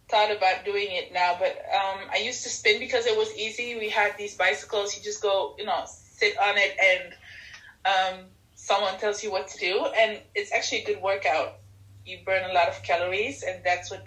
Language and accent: English; Netherlands; also born or lived in Ethiopia; I came to the Netherlands when I was 3 years old